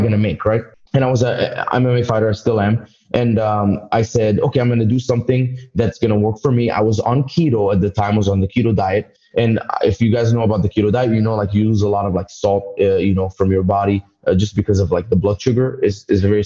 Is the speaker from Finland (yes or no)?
no; Dubai, United Arab Emirates; moved away as an adult; also born or lived in Egypt; now in United States; I came to America in 2011. I was born in Egypt, raised in Dubai